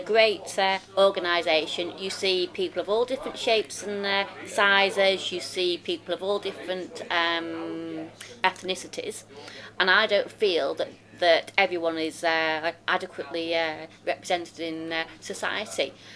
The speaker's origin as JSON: {"language": "English", "town": "Rotherham", "region": "Yorkshire and the Humber", "country": "United Kingdom", "said": "I'm from Rotherham."}